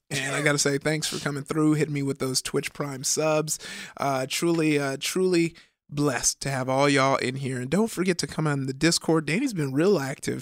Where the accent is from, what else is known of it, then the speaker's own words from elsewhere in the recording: Compton, California, United States; I grew up in, uh, Compton